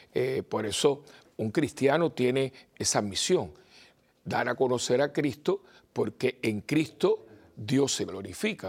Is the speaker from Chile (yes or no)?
no; Puerto Rico; Yo vengo de Puerto Rico